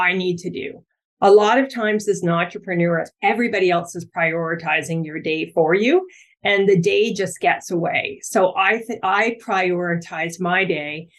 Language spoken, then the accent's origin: English; Ontario, Canada; now in Vancouver Island, Canada; I'm from Ontario